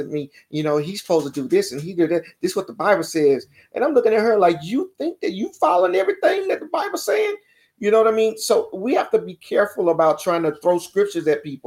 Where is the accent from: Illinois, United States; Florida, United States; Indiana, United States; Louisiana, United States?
Louisiana, United States; Baton Rouge; I'm from Baton Rouge, Louisiana